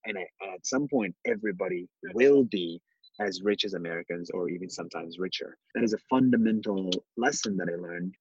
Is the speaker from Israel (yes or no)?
yes; Israel; I was born in Israel, but I'm not Jewish.